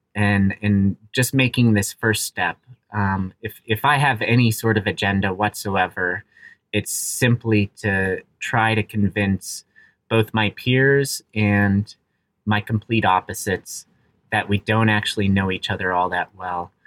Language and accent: English; Aspen, Colorado, United States; I grew up in Aspen, Colorado. I'm very fortunate to, uh, to have that as my hometown